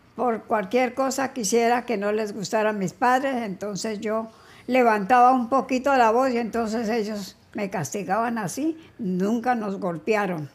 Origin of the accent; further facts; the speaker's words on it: Neiva, Huila, Colombia; moved away as an adult; also born or lived in Cali; Yo nací en Neiva Huila.